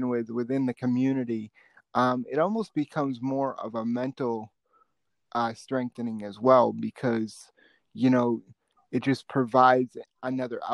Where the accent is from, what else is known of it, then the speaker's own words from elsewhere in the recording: Boston, Massachusetts, United States; growing up in Boston